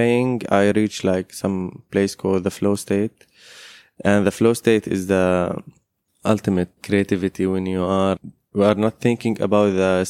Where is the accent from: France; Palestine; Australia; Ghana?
Palestine; Jerusalem; born there; English is a second language; I was born in Jerusalem, in Silwan.